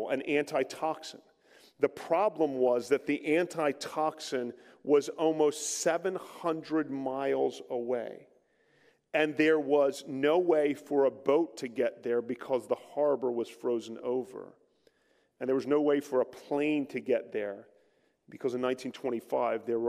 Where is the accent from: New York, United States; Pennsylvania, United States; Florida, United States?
Pennsylvania, United States; Philadelphia; accent: East Coast; We're back on the East Coast. You might pick that up a little bit, my accent. If you hear me say water, that's water